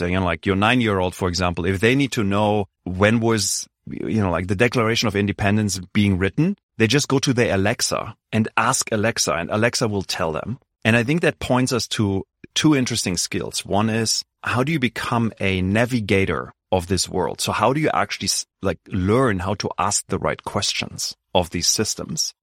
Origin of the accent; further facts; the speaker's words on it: Germany; moved away; I grew up in Germany, very traditional schooling system